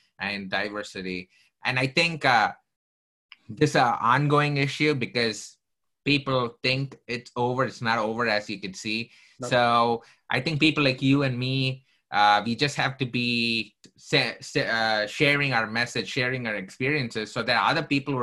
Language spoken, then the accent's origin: English; South India, India; moved away; I came from southern part of India